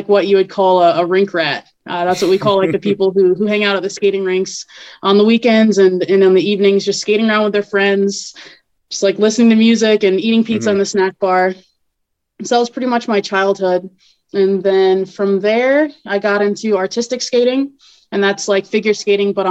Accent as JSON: {"language": "English", "town": "Ocala", "region": "Florida", "country": "United States", "tie": "born or raised there", "said": "I grew up in Ocala, just a little bit south of Gainesville"}